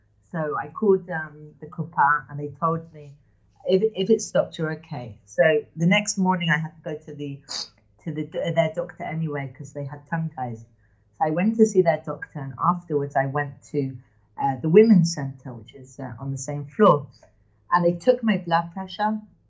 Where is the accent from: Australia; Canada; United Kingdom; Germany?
United Kingdom; England; moved away as an adult; now in Modi'in, Israel; I grew up in England.